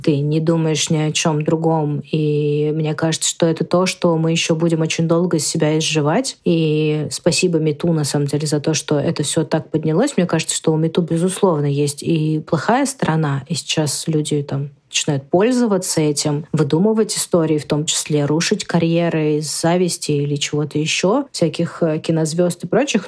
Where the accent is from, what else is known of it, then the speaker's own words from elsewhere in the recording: Russia; я родилась в России